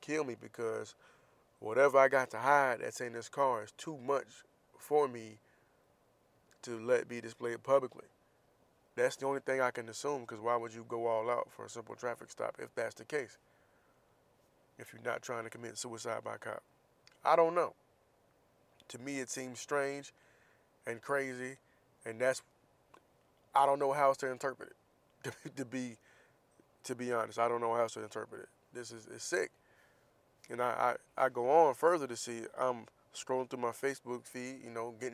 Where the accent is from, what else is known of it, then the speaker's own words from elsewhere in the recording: Florida, United States; moved away; my state